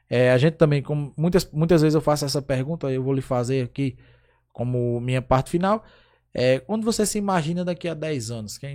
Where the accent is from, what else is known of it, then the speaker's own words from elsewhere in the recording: Brazil; a gente, como brasileiro